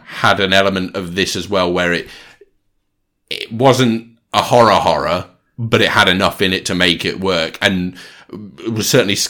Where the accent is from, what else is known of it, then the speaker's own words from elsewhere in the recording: Georgia, United States; Well, I'm from Georgia, and as we say down there, join us next time for another Georgia Peach of an episode.